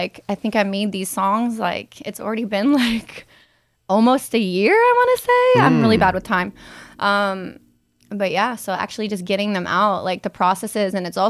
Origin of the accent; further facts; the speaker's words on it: Cincinnati, Ohio, United States; I'm from Cincinnati.